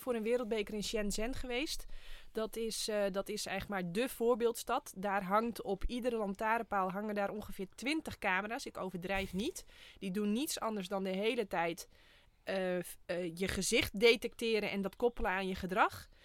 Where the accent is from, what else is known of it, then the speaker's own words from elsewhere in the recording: Friesland, Netherlands; Ik kom ook uit Friesland